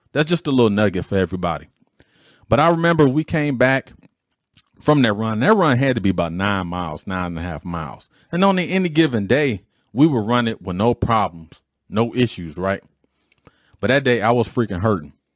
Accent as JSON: {"language": "English", "town": "Detroit", "region": "Michigan", "country": "United States", "tie": "born or raised there", "said": "When I was growing up in Detroit"}